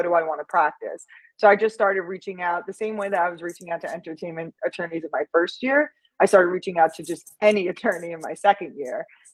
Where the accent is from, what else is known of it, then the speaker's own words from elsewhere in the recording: New York, United States; moved away as an adult; also born or lived in Los Angeles, California; I grew up in New York